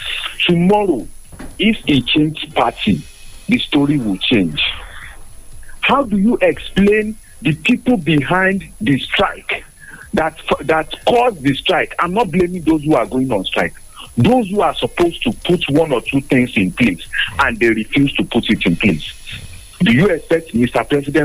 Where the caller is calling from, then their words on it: Abeokuta, Ogun State, Nigeria; I'm calling from Abeokuta this morning.